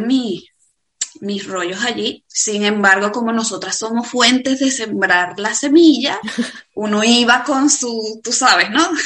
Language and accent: Spanish; Venezuela; moved away as an adult; also born or lived in Dubai; now in Spain; emigramos de Venezuela